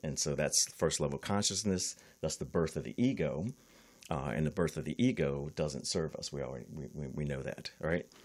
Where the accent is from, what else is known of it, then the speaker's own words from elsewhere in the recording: East Coast, United States; also born or lived in Miami; now in California, United States; I'm from the East Coast